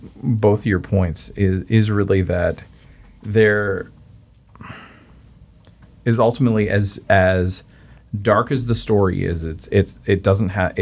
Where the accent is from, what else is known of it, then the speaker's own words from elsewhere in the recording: Canada; As the Canadian